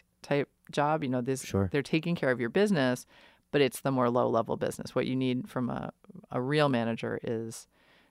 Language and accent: English; New York City, New York, United States; moved away; I grew up in New York City and I played in bands in the late 90s.